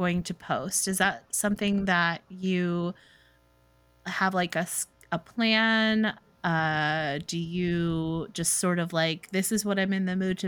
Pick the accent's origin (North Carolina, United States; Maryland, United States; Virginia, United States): Maryland, United States; Baltimore; now in Charlotte, United States; I'm also from Baltimore